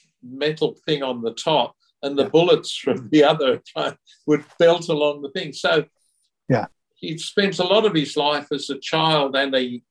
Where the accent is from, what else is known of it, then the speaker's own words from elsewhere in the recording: England, United Kingdom; I was born in England during World War II. At the end of World War II.